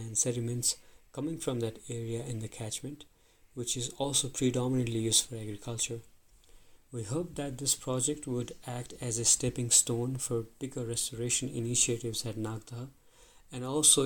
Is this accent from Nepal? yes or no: yes; Pokhara, Gandaki Province, Nepal; also born or lived in Lund, Sweden; I come from Nepal, from a city called Pokhara, which is one of the popular touristic destinations in our country.